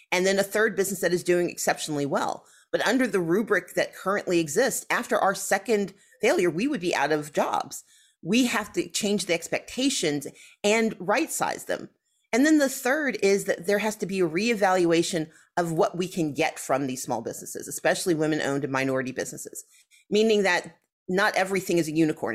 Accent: the South, United States; as a Southerner

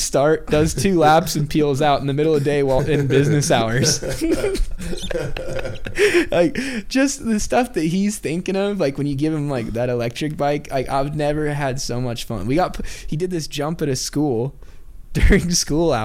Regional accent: Oregon, United States; I grew up in Oregon

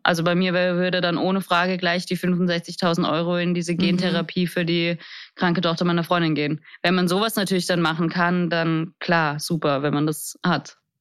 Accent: Vienna, Austria; moved away; ich bin in Wien aufgewachsen

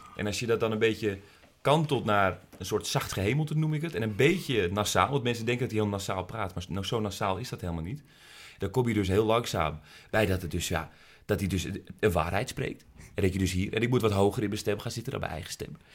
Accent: Amsterdam, North Holland, Netherlands; Dus ik kom uit Amsterdam

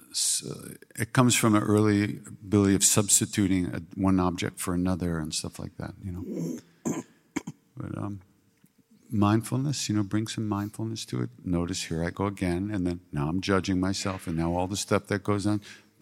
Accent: United States; I came from America. People always know where you are.

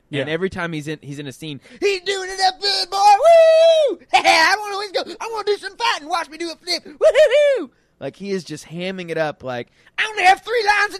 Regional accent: Tulsa, Oklahoma, United States; And I'm from Tulsa.

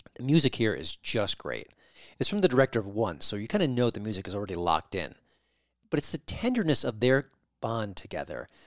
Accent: New York, United States; I'm from New York.

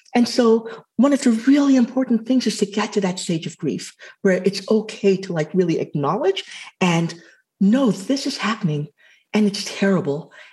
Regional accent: Trinidad & Tobago; I'm Afro Caribbean. And so I can hook onto the fact that I'm Trinidadian

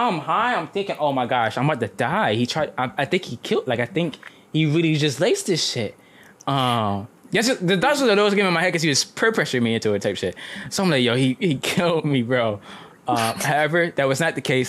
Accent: Atlanta, Georgia, United States; I'm from Atlanta

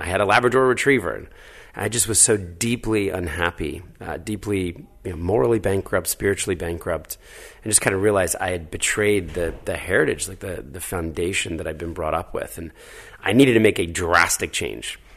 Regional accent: New Jersey, United States; moved away as an adult; also born or lived in Philadelphia, Pennsylvania / New York City; raised in New Jersey

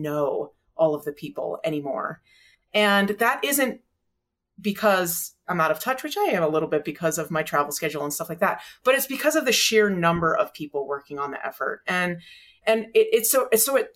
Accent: Florida, United States; moved away as an adult; also born or lived in Colorado; now in Boulder, United States; Growing up in Florida

